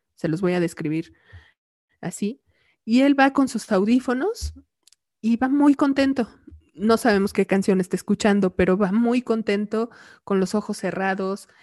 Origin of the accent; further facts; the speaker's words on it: Mexico; como mexicanos